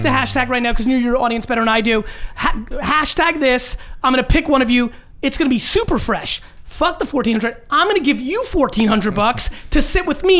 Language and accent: English; Russia; born there; moved away; Well, sure it does. I was born in Russia, so there was no history of family fandom.